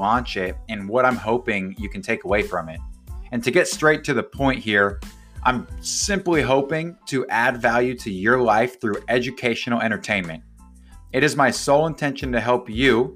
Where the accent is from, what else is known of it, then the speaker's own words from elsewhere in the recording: Gig Harbor, Washington, United States; my hometown of Gig Harbor, Washington